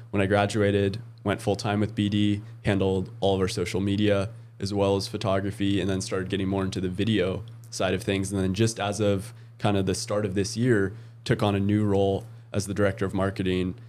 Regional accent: Oregon, United States; moved away; I grew up in Oregon

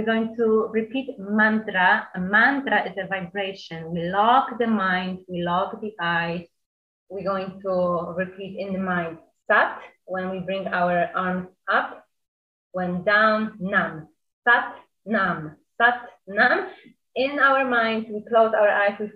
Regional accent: Poland; moved away as an adult; also born or lived in New York; I'm from Poland. Now I'm 29, and I left Poland when I was 18, and I spent in New York 9 years.

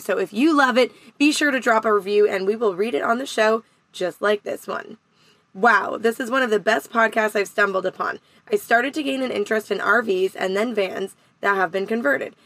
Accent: Canada; I'm Canadian

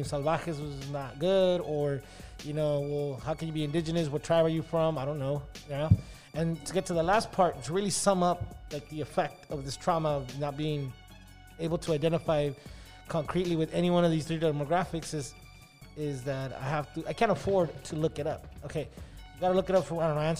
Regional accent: United States; I was born here, I was raised here

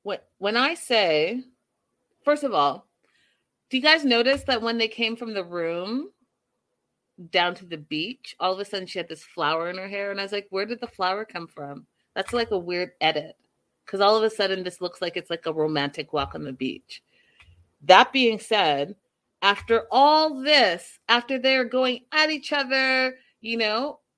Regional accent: Canada

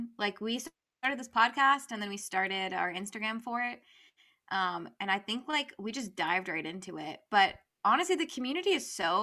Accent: Virginia, United States; now in Utah, United States; I born and raised in Virginia, so like I was raised in the South a little bit. I live in Utah right now.

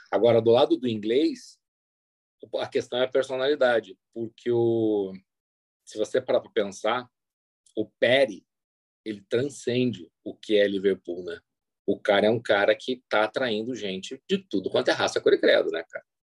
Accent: Argentina; accent: Argentine; tá claro, tá claro que o meu sotaque é de argentino quando eu falo espanhol.

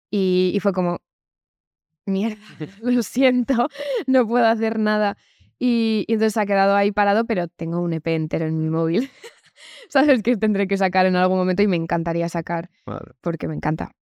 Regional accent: Community of Madrid, Spain; soy o sea, madrileña. me he criado aquí, nunca he vivido en Estados Unidos

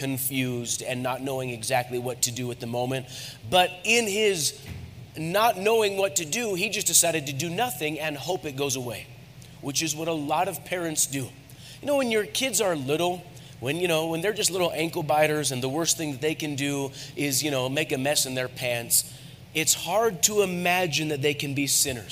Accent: United States; I'm an American.

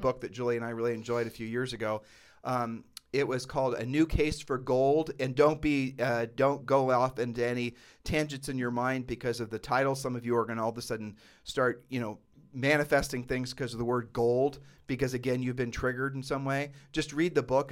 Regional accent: Ohio, United States; moved away; we're from Ohio

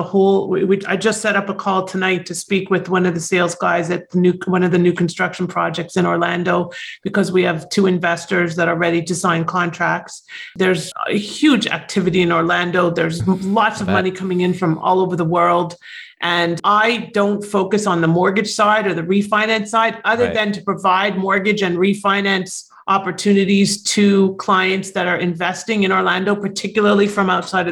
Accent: Toronto, Ontario, Canada; now in United States; my mom was a realtor when I was growing up in Toronto

